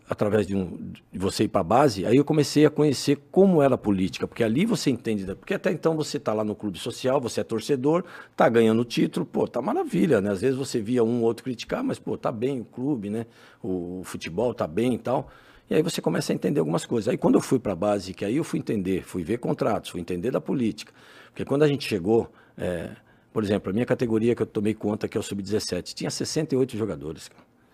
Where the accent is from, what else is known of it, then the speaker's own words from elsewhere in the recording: São Paulo, Brazil; also born or lived in Itambé, Paraná / Maringá, Paraná; dali, né, vim com cinco anos, fui criado ali